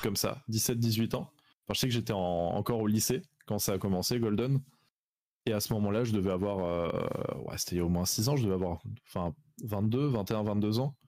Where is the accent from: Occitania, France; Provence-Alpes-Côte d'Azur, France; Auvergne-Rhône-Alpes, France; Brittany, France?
Provence-Alpes-Côte d'Azur, France; Salon-de-Provence; je viens de Salon de Provence dans le sud